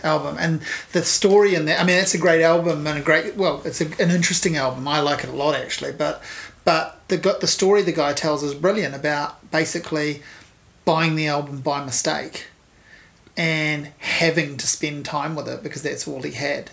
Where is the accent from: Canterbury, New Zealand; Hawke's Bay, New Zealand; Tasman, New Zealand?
Hawke's Bay, New Zealand; I grew up in Hawke's Bay